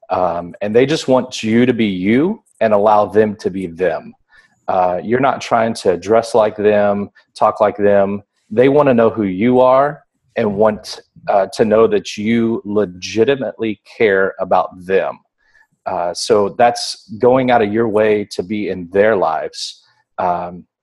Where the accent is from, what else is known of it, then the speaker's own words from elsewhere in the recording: Indiana, United States; also born or lived in Florida; now in Texas, United States; I was born in Indiana. Yeah, born in Indiana. Okay. So I served in Indiana, Florida, and now Texas.